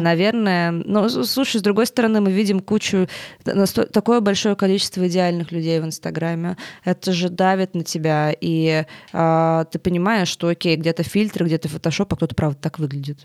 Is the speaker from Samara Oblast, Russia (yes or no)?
yes; Tolyatti, Samara Oblast, Russia; moved away as an adult; now in Moscow, Russia; ты живешь в Тольятти весь, весь, всю жизнь